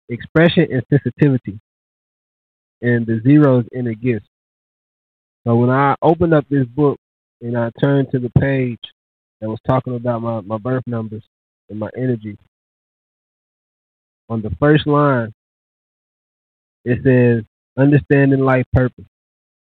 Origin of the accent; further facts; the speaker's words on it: Louisville, Kentucky, United States; moved away as an adult; now in Dallas, United States; I am from the same city and state